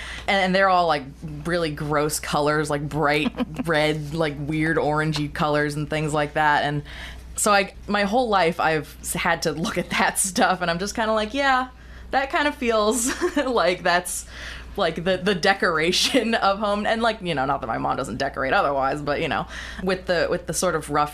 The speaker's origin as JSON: {"language": "English", "region": "New York", "country": "United States", "moved": "as an adult", "said": "I am from New York, and I moved here for my residency in October"}